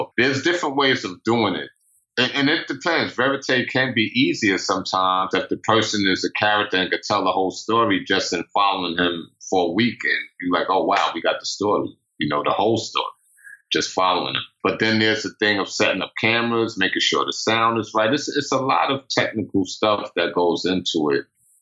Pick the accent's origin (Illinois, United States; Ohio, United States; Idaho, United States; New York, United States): New York, United States; New York City; I grew up in Pink Houses projects and in Brownsville